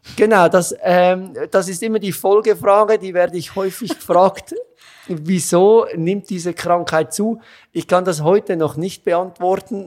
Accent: Switzerland; accent: Swiss; moved away as an adult; also born or lived in Zurich; now in Vienna, Austria; Das hört man ziemlich schnell, dass ich aus der Schweiz bin.

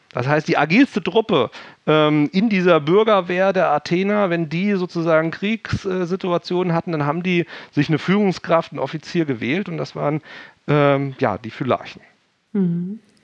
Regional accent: Hesse, Germany; accent: Hessian dialect; ich komme ja aus dem Hessischen, wenn ich irgendwie den ganzen Tag irgendwie meinen eigenen Kram vorlese, irgendwann bin ich müde und dann fange ich wieder an, Dialekt zu sprechen

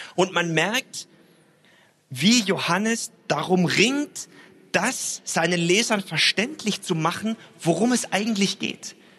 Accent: Stuttgart, Baden-Württemberg, Germany; now in Hamburg, Germany; Ich bin ja in äh, Stuttgart aufgewachsen

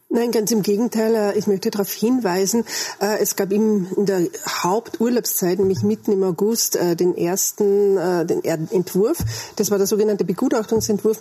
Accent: Austria; bei uns in Österreich

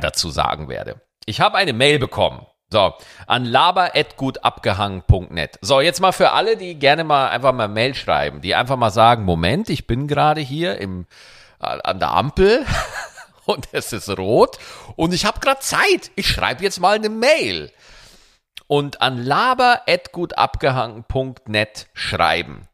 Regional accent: Bavaria, Germany; wo ich ja aufgewachsen bin in Bayern

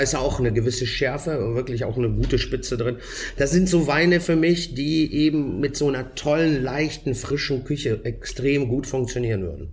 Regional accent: Germany; bei uns in Deutschland

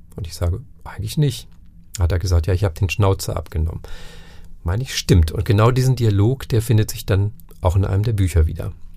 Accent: Northern Germany, Germany; also born or lived in Franconia; now in Nuremberg, Germany; ich bin Norddeutscher, zwar seit Anfang der 90er Jahre hier, aber eben kein Franke

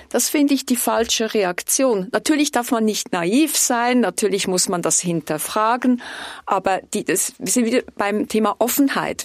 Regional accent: Switzerland; Ich wurde Diplomatin, weil ich stolz bin auf unser Land

